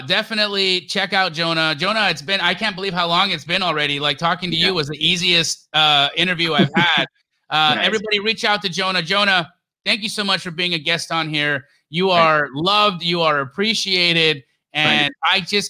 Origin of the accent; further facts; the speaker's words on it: Canada; moved away; also born or lived in Los Angeles, California, United States / Arizona, United States; I was born in LA and you know, so even though I grew up in Canada